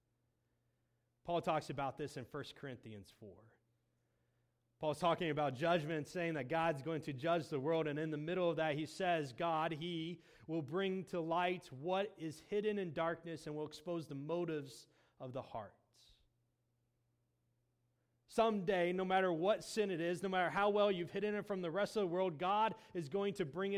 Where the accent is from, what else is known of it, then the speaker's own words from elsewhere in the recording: Indiana, United States; moved away as an adult; also born or lived in Moberly, Missouri; now in Missouri, United States; I grew up in Indiana, and where I lived, there wasn't the type of humidity that we have here in central Missouri